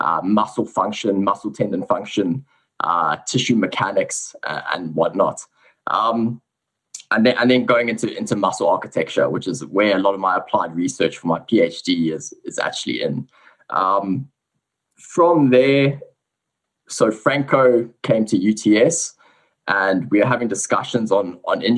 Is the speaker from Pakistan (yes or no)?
no; South Africa; accent: South African; moved away as an adult; also born or lived in England; now in Sydney, Australia; So I was born in South Africa. You can probably hear I have a little bit of a South African accent. I actually grew up a little bit in England, though, before moving back to South Africa.